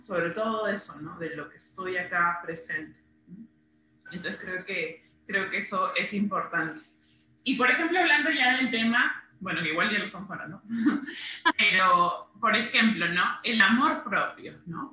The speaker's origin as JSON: {"language": "Spanish", "country": "Peru", "said": "las dos somos de Perú"}